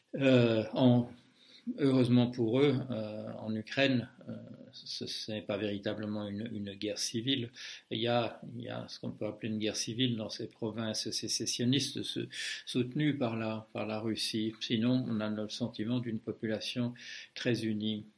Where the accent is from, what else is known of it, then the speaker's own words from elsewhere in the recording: Belgium; moved away; je suis belge de naissance